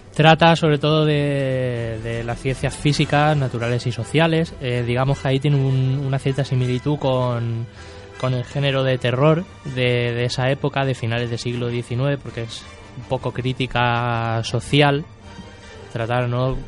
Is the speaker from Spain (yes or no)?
yes; Spain; soy español